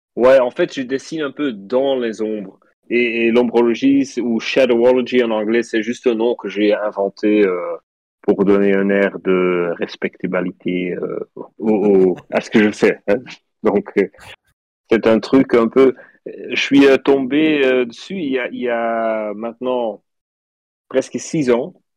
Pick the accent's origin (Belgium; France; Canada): Belgium; Flanders; French is a second language; je suis flamand, donc je parle français un petit peu bizarre